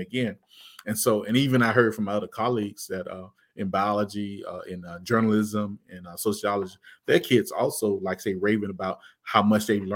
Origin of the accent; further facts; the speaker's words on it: Arkansas, United States; moved away; also born or lived in Atlanta, Georgia; in my hometown, they're closing a lot of rural schools in Arkansas